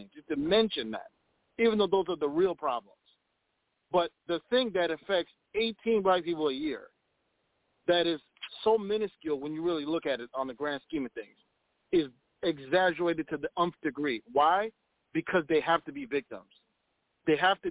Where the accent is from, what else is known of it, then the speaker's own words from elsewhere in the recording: Minneapolis, Minnesota, United States; I'm from Minnesota, or Minneapolis, to be specific